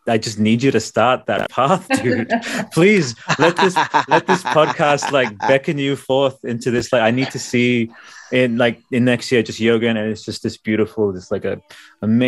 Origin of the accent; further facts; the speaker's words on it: Australia; we're Australian.